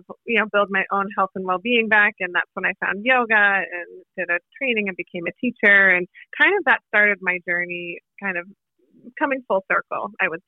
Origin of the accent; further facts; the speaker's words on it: Boston, Massachusetts, United States; moved away; also born or lived in New York; I'm originally from Boston.